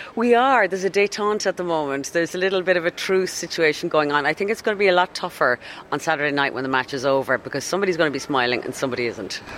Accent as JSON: {"language": "English", "town": "Dublin", "region": "Leinster", "country": "Ireland", "said": "I'm from Dublin"}